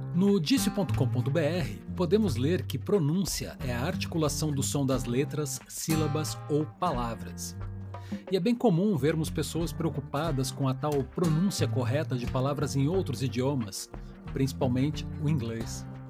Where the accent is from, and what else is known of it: Brazil